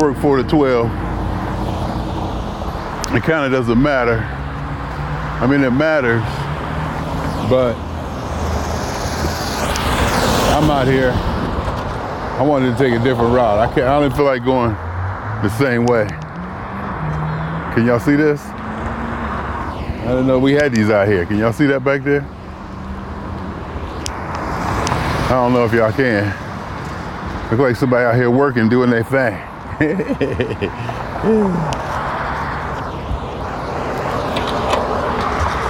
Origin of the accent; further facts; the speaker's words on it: Youngstown, Ohio, United States; now in Los Angeles, United States; I literally used to have nightmares that I had to move back to Youngstown